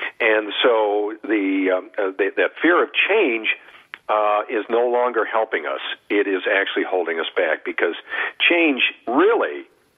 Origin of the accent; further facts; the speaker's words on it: Southern California, United States; I'm from Southern California